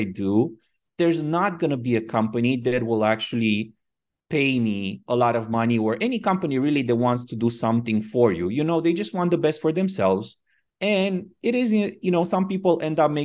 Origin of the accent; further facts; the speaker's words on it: Romania; moved away as an adult; also born or lived in Miami, United States; now in Phuket, Thailand; I was born in Romania and I moved to the U.S. when I was about 23. So quite after I finished school